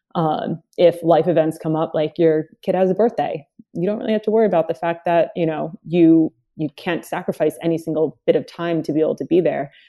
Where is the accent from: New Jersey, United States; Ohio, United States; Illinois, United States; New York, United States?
New York, United States; Long Island; also born or lived in Dominican Republic; I moved here from Dominican Republic, um, had a really heavy accent, moved into, my mom bringing us into, uh, Long Island to grow up in the town that she lived